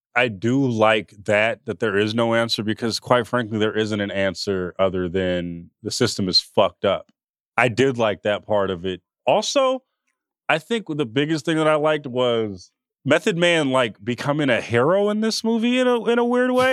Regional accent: Oakland, California, United States; born or raised there

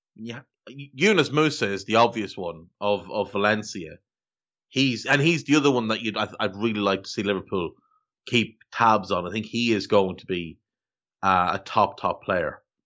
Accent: Ireland

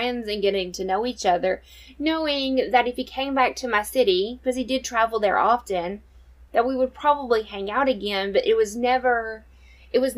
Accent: Southeast U.S., United States; I'm originally from the Southeast U.S.

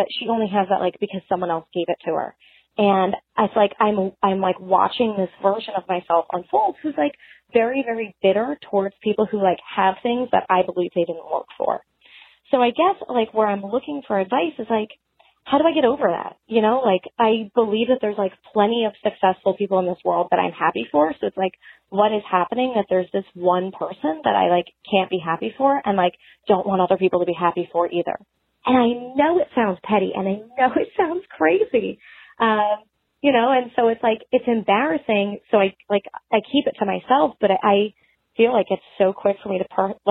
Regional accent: outside of New York City, United States; moved away; I grew up like outside of New York City in one of the suburbs.

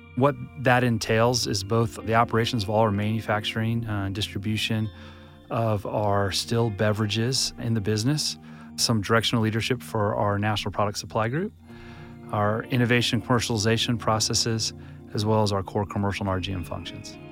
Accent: Atlanta, Georgia, United States; I actually grew up in Atlanta.

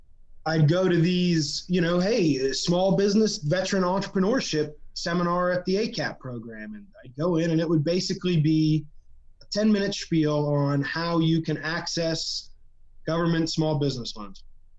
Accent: Pittsburgh, Pennsylvania, United States; I was born and raised in Pittsburgh, Pennsylvania.

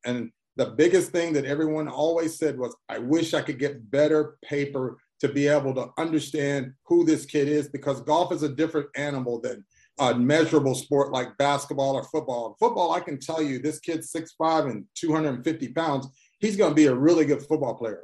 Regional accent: Columbia, Missouri, United States; I'm originally from Columbia, Missouri.

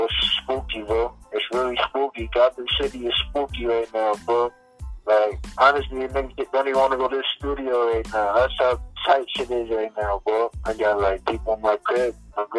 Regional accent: Long Island, New York, United States; I'm from Long Island, Strong Island.

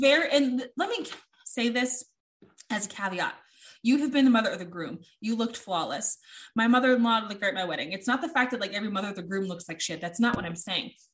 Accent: United States; I'm American

